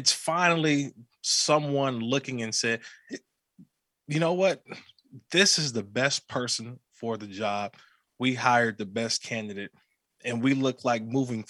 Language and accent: English; Bay Area, California, United States; I grew up in the Bay Area.